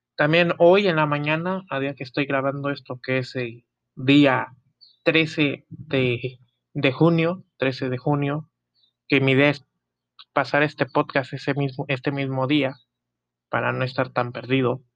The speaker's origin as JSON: {"language": "Spanish", "country": "Mexico", "said": "orgullo mexicano"}